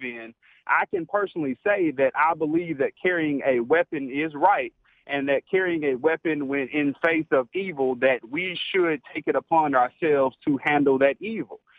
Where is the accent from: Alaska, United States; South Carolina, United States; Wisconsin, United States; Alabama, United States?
Alabama, United States; now in Kentucky, United States; born and raised in Alabama